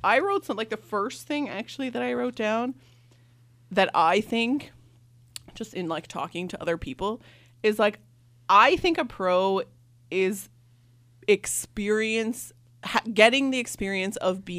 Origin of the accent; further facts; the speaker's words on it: Canada; I came all the way from Canada.